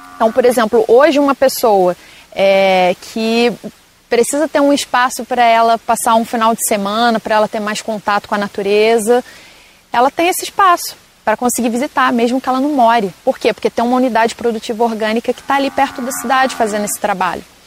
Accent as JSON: {"language": "Portuguese", "country": "Brazil", "tie": "born or raised there", "moved": "as an adult", "said": "eu estava trabalhando em vários lugares do Brasil, morei em diversos lugares e me vi voltando para cá. Para onde eu nasci, para onde estava minha família"}